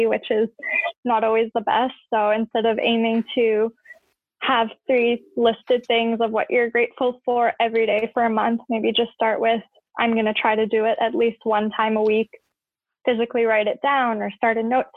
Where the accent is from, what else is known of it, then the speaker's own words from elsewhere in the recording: Edmonton, Alberta, Canada; also born or lived in Tehran, Iran; So I currently live in Edmonton, Alberta, in Canada, and I've lived here almost my whole life. I was born in Tehran, Iran, and we immigrated here in 1999 when I was turning 4 years old.